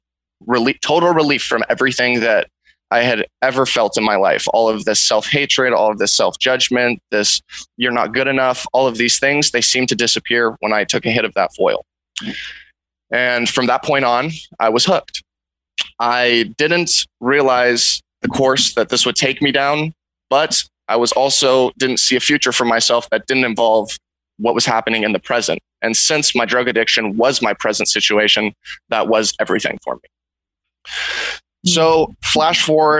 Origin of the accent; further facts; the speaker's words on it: Big Sur, California, United States; I grew up in Big Sur. You know, I was raised on a cattle ranch.